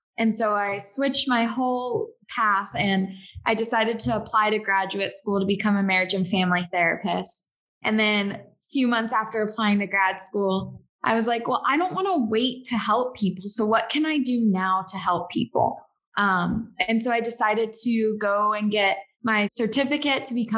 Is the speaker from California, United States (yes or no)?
yes; Southern California, United States; now in Seattle, United States; I was born and raised in Southern California